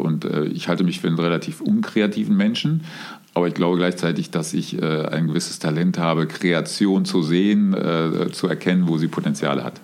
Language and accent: German; Cologne, North Rhine-Westphalia, Germany; also born or lived in Munich; gebürtig, geboren bin ich, bin ich äh, in, in Köln. Ähm, wie man sagt, auf der falschen Rheinseite in Köln-Deutz